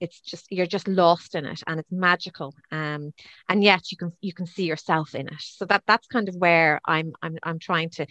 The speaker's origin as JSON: {"language": "English", "town": "Dublin", "region": "Leinster", "country": "Ireland", "tie": "born or raised there", "also_born_or_lived": "Cavan / Wicklow", "moved": "as an adult", "said": "I was actually born in Cavan. I didn't spend long in Cavan, actually. I think my mum and dad got me out and moved me to Dublin, I think by the time I was about two or three. So my entire childhood was Dublin"}